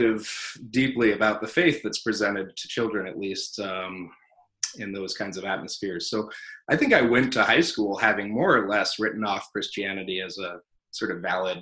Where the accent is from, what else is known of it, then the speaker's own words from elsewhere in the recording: South Bend, Indiana, United States; also born or lived in California / Chicago, Illinois; We grew up kind of in California first and then Chicago for a little while, but I mostly grew up in South Bend, Indiana